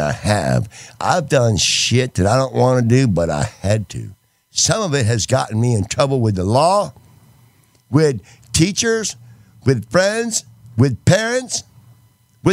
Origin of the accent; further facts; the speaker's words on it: Texas, United States; also born or lived in Connecticut; I was born in Connecticut and I was raised in Texas